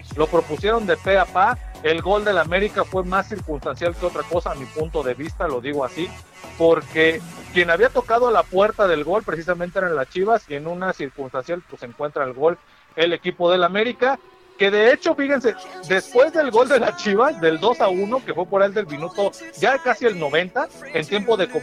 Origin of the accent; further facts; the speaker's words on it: Morelos, Mexico; now in Acambay, Mexico; somos del estado de Morelos, pero prácticamente ya somos más acambayenses porque ya tenemos un ratito viviendo por aquí